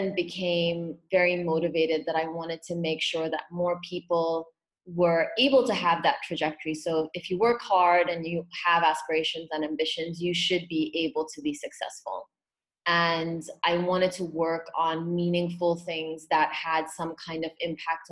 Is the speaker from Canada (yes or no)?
no; Hong Kong; also born or lived in Pune, India; I was born in Pune, and when I was about between eight and nine, my family ended up moving to Hong Kong.